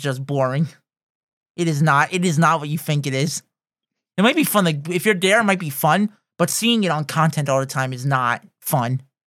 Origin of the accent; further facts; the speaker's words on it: United States; we're from North America